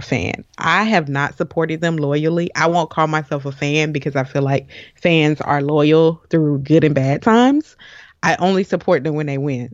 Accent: Jacksonville, Florida, United States; I am a Jacksonville native

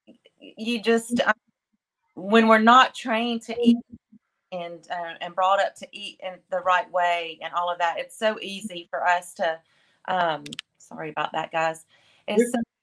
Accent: the South, United States; We're from the South.

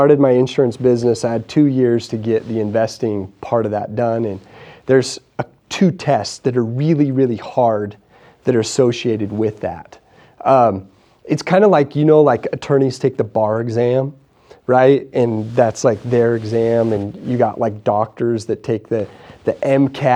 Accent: Idaho, United States; I'm just a small town Idaho guy

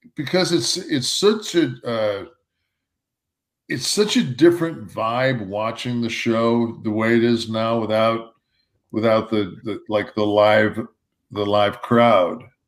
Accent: Detroit, Michigan, United States; I'm from Detroit

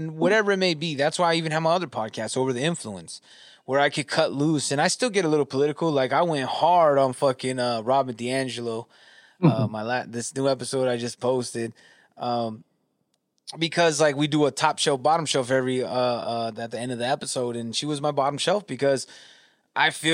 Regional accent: Southern California, United States; I grew up in California, Southern California

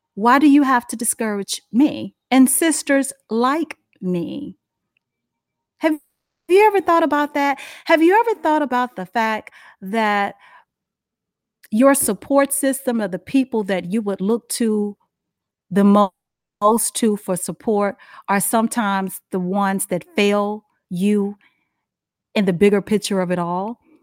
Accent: Dallas, Texas, United States; moved away as an adult; now in Charlotte, United States; I'm from Dallas, Fort Worth

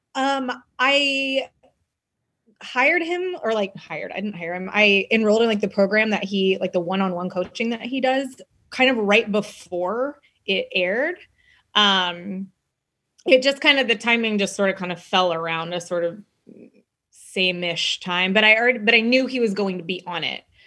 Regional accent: Texas, United States; I grew up in Texas, I grew up in the South

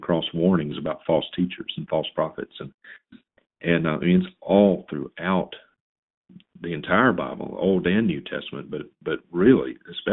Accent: Vicksburg, Mississippi, United States; I was born and reared in Mississippi

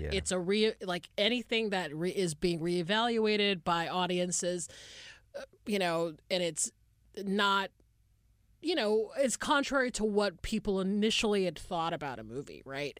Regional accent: Atlanta, Georgia, United States; I'm from Atlanta, Georgia

